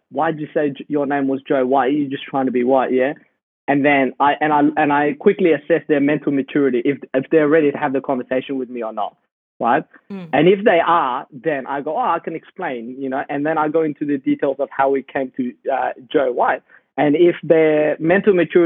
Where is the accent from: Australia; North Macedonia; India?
Australia; Perth, Western Australia; also born or lived in Sudan; I used to play soccer for the youth group in Perth, where I grew up. And coming from Sudan, all we did was play soccer